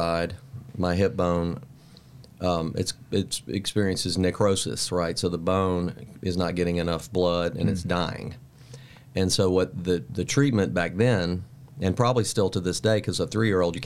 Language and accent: English; Mobile, Alabama, United States; moved away; I'm from Mobile, and Mobile, Alabama is a port city